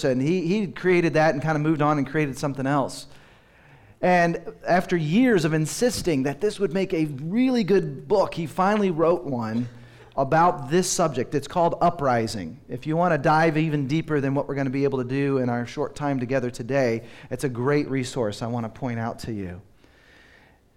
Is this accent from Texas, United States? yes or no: yes; Dallas, Texas, United States; moved away as an adult; also born or lived in Seattle; I grew up in Dallas, but my wife and I, after we got married, moved to Seattle